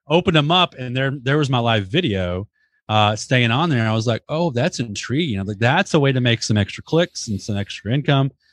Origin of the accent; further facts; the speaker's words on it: Dallas, Texas, United States; I was born in Dallas